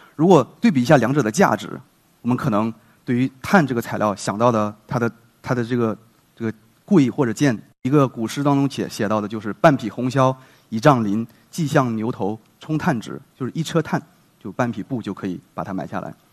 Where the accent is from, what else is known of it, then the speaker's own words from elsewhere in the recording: China; 我们中国人